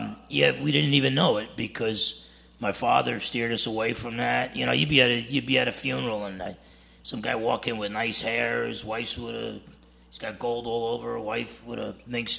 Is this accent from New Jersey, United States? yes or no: yes; Essex County, New Jersey, United States; accent: New Jersey; moved away as an adult; I was the grandson of Portuguese immigrants and Italian immigrants. I grew up in Essex County, New Jersey, and it was a Roman Catholic family. My Portuguese side of my family are very traditional Roman Catholics.